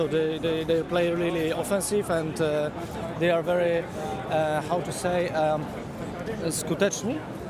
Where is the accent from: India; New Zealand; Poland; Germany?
Poland; English is a second language; we are from Poland